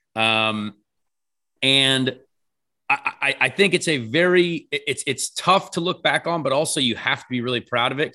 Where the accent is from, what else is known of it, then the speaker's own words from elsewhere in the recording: United States; we're American